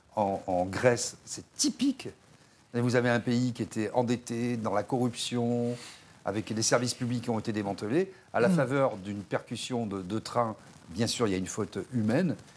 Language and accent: French; France; En tant que Français